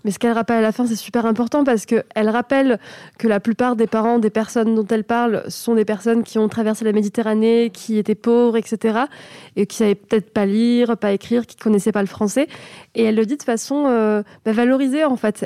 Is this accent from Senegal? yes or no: no; France; quand tu es né de parents étrangers, tu n'es français que à ta majorité. Donc j'ai été marocaine toute ma vie, j'ai eu une carte de séjour